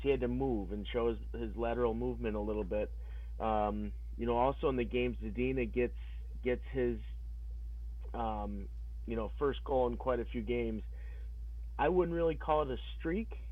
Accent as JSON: {"language": "English", "region": "New York", "country": "United States", "said": "I am from New York"}